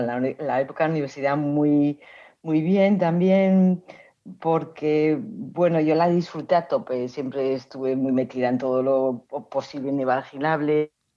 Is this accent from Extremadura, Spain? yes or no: no; Oviedo, Asturias, Spain; moved away; nací en Oviedo, em, estudié en las Teresianas